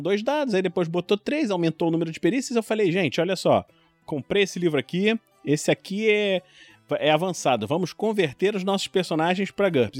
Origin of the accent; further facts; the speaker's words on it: Rio de Janeiro, Brazil; also born or lived in São Paulo; moro no Rio de Janeiro, nascido e criado no Rio